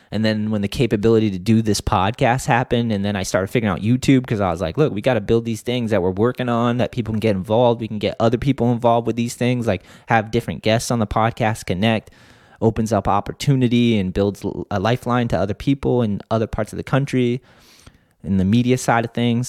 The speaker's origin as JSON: {"language": "English", "region": "East Coast", "country": "United States", "tie": "born or raised there", "said": "when I grew up on the East Coast"}